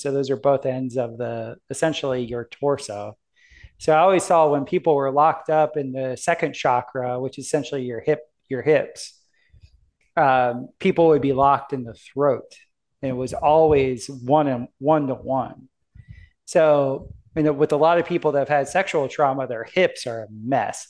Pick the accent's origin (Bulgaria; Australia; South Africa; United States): United States; South Florida; moved away as an adult; also born or lived in Denver, Colorado; I grew up in South Florida, which is like the gay capital of the United States, like Miami and Fort Lauderdale